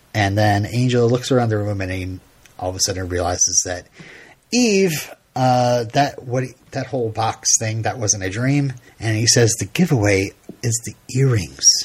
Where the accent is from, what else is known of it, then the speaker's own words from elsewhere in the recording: Vermont, United States; I'm from Vermont